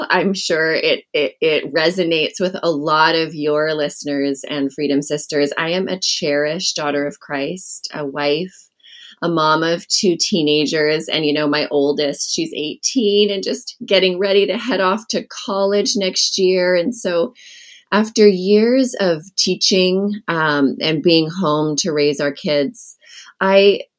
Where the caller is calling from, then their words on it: Brush Prairie, Washington, United States; I'm calling in from Brush Prairie, Washington, where I live. It's a small community on the outskirts of Portland, Oregon.